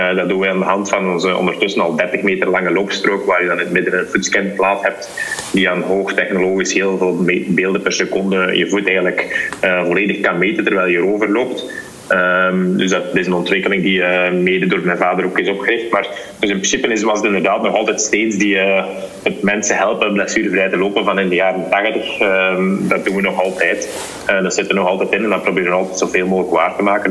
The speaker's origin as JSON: {"language": "Dutch", "country": "Belgium"}